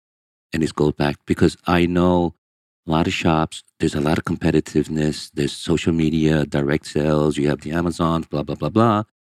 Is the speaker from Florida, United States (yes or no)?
no; Manhattan, New York, United States; first language Portuguese; English is a second language; also born or lived in Brazil; Growing up in Manhattan is the Spanish Harlem, Delancey Street. When you have a young Asian kid in that environment that doesn't speak English, directly from Brazil, and your translator speaks Spanish and I speak Portuguese.